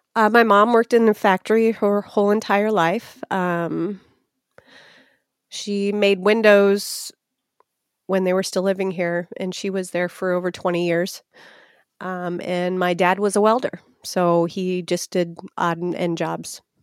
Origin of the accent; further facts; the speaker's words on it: Etna Green, Indiana, United States; a mile from where I'm at right now in Etna Green, Indiana. So I've lived in the same vicinity, one mile apart in three different houses my entire life